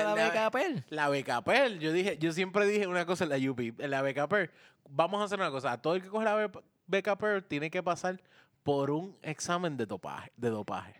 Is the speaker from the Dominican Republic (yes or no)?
no; Puerto Rico; como puertorriqueño